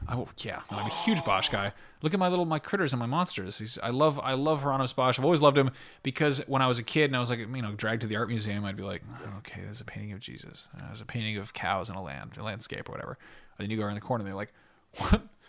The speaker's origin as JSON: {"language": "English", "region": "Connecticut", "country": "United States", "tie": "born or raised there", "said": "I grew up in Connecticut, and, like, my family's from there"}